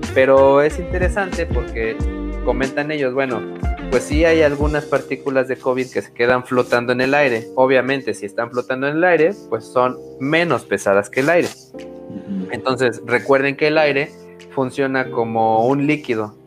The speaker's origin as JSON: {"language": "Spanish", "country": "Mexico"}